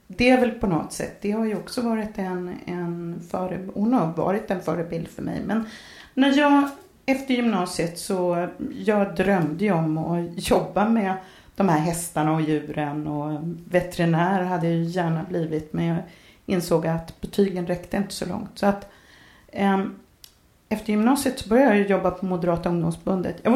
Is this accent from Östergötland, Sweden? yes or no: yes; Norrköping, Östergötland, Sweden; also born or lived in Stockholm; now in Katrineholm, Sweden; Jag är uppvuxen i Norrköping.